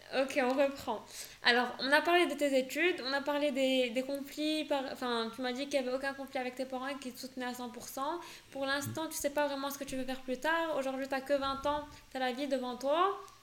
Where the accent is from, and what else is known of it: Morocco; born or raised there; first language French